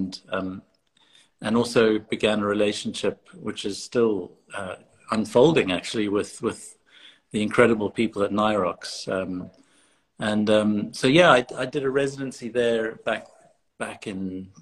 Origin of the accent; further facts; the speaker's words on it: Cape Town, Western Cape, South Africa; moved away as an adult; also born or lived in London / Johannesburg; now in United Kingdom; I grew up in Cape Town, and I left to study in London in 1996. And I've been more or less based in the UK since then